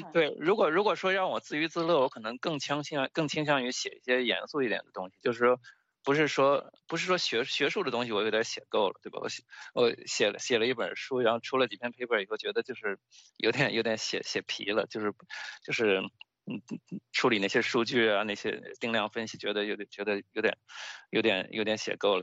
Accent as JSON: {"language": "Chinese", "country": "China", "accent": "Chinese", "moved": "yes", "lives_now": "United States", "said": "就是我口音没有说重到别人听不懂，但是就是说。你能听出一个很明显的中国口音"}